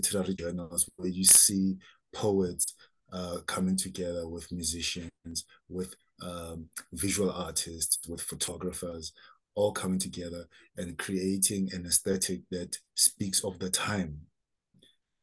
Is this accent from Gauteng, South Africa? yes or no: yes; Soweto, Gauteng, South Africa; growing up in Soweto, where there was a lot of political turmoil